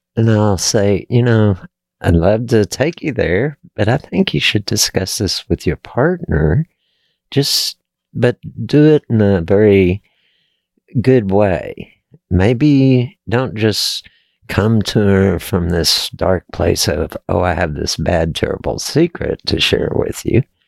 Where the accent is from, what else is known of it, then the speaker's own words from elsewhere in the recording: Texas, United States; I was born and raised in Texas